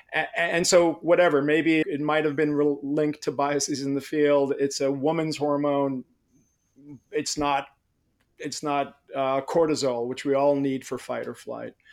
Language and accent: English; Israel; moved away; I grew up in Israel